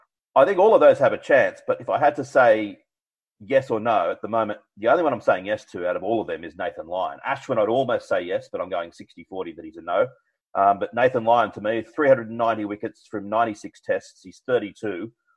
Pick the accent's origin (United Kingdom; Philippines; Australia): Australia; As an Australian, I'm very happy with this